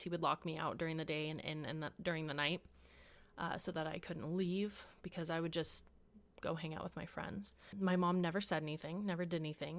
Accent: Washington, United States; moved away; also born or lived in La Mirada, California / Houston, Texas; Two years later, we ended up in Washington, where my youngest brother was born. This is where we stayed and we grew up.

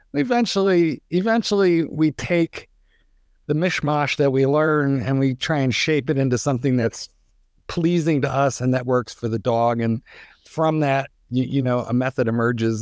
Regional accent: East Coast, United States; also born or lived in Chicago suburbs, Illinois; now in Chicago, United States; I'm an East Coaster, although I have been in, uh, training dogs now in the Chicago suburbs for 100 years but I was born and raised on the East Coast

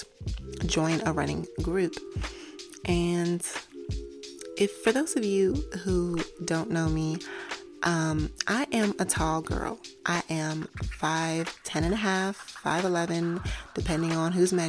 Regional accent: New York, United States; moved away; I'm from New York originally, and you walk everywhere in New York

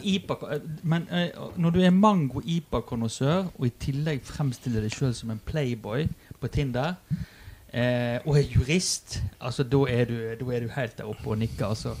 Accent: Western Norway, Norway; Jeg er jo fra Vestlandet

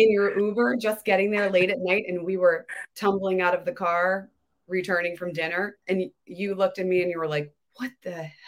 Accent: Baltimore, Maryland, United States; I grew up in Baltimore.

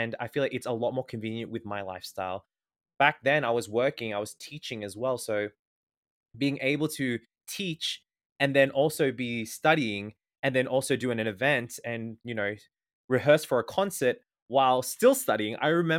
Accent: Australia; I'm 28 years old. I am from Australia and I am a communication arts student.

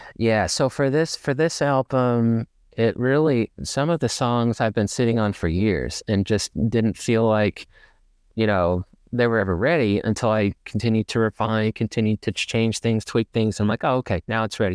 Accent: Ferndale, Arkansas, United States; moved away as an adult; now in Dallas, United States; I grew up in Ferndale, actually, so kind of out in the woods

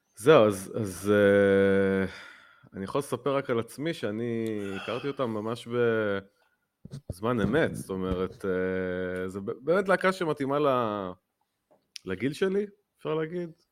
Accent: Netanya, Central District, Israel; בנתניה, איפה שגדלתי, אה, איפה שנולדתי

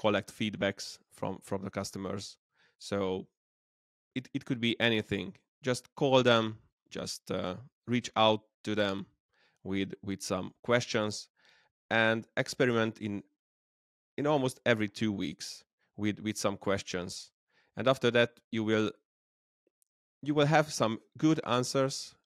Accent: Debrecen, Hajdú-Bihar, Hungary; I'm from Hungary, Debrecen, the second largest city

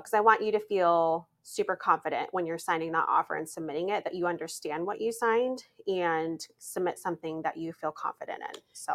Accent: Montana, United States; moved away; I'm from Montana

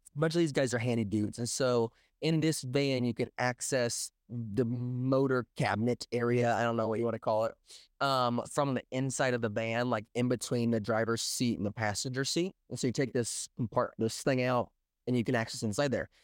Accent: outside Springfield, Missouri, United States; where I'm actually from, which is Rogers, Missouri

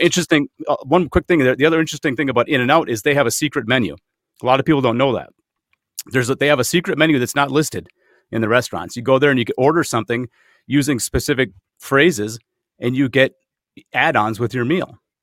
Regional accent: Minnesota, United States; you and I are both native Minnesotans

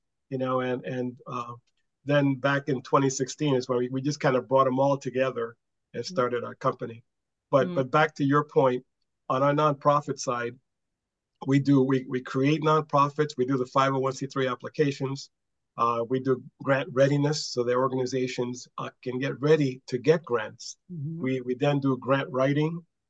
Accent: New York City, New York, United States; moved away as an adult; also born or lived in South Bronx; now in Hawaii, United States; I was the first one in the family to be born on the mainland. Mm-hmm. And I was born in Spanish Harlem, back in the hood, 116th and Park Avenue, which then it used to be a Puerto Rican neighborhood.

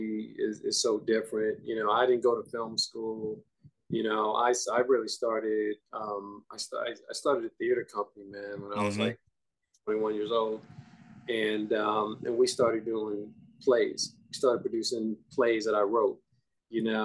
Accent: New York City, New York, United States; I grew up in the Bronx

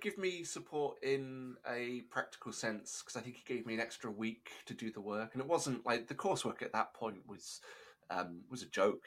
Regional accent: Chepstow, Wales, United Kingdom; I was in a town called Chepstow. That was my my hometown

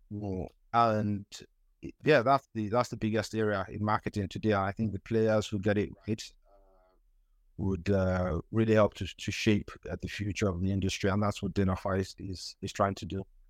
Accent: Nigeria; moved away as an adult; also born or lived in United Kingdom; I'm from Nigeria. I grew up in Nigeria

